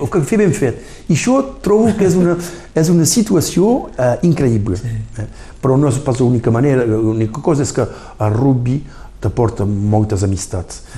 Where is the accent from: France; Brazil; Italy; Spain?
France; Saint-Laurent-de-Cerdans, Occitania; now in Argelès-sur-Mer, France; a Sant Llorenç, perquè vaig arribar a 8 anys, va ser difícil al principi, però després, a poc a poc, Sant Llorenç va ser el poble de, del meu cor, de la meva vida